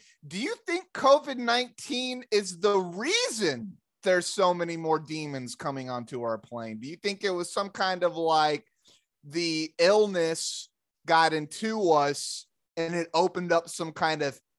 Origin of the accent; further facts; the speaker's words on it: Arkansas, United States; where we grew up in Arkansas